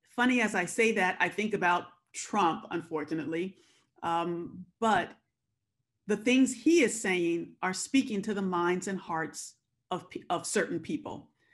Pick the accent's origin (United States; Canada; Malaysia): United States; Compton, California; I was born and raised in Compton, California